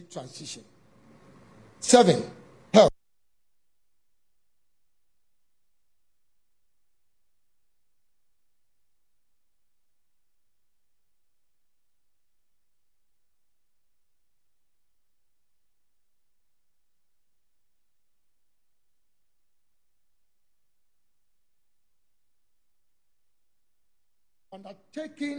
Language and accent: English; Ghana